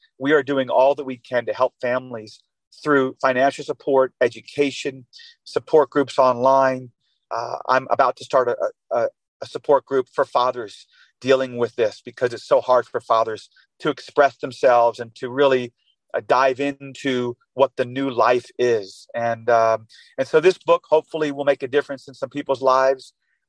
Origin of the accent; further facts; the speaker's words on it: Lubbock, Texas, United States; I'm from Lubbock, Texas, and the community support in Lubbock was overwhelming.